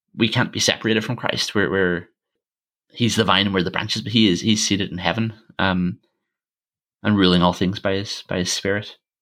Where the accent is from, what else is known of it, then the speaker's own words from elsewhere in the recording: Armagh, Northern Ireland, United Kingdom; my hometown, Armagh